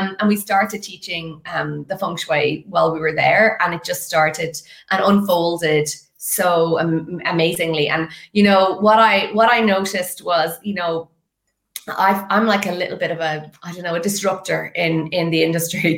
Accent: west of Ireland, Ireland; moved away as an adult; now in Dublin, Ireland; I'm actually from the west of Ireland

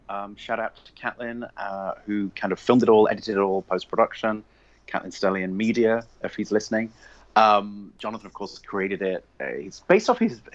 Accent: England, United Kingdom; moved away as an adult; also born or lived in London / Northern Ireland / Essex; now in United States; Obviously, I'm English. I grew up in England.

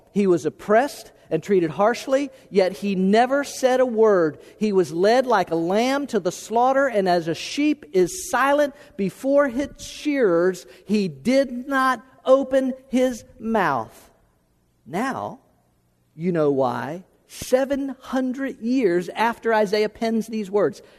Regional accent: Florida, United States; moved away as an adult; also born or lived in Tennessee; from Florida, the only place I'd ever lived

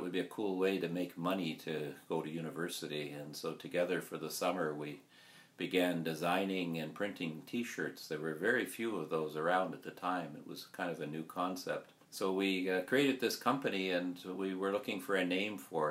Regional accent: Kahnawake Mohawk Territory, Quebec, Canada; we come from Ganawage Mohawk Territory. Our community is across from Montreal.

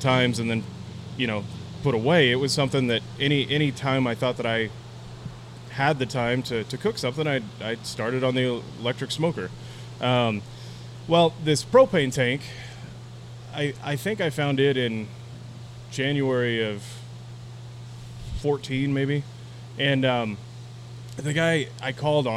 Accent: Portales, New Mexico, United States; I grew up in Portales, New Mexico, which is a small town on the eastern border of New Mexico

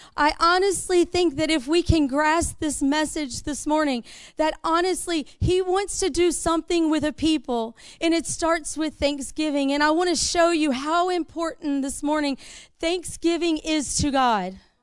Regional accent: the South, United States; We're from the South

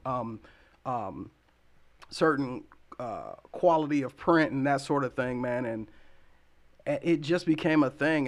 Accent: Columbus, Ohio, United States; also born or lived in Las Vegas, Nevada; now in Lansing, United States; my mom and I moved to Columbus, Ohio when I was about seven or eight. And I spent the majority of my life there.

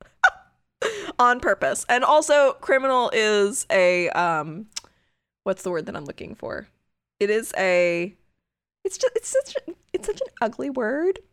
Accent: United States; as an American

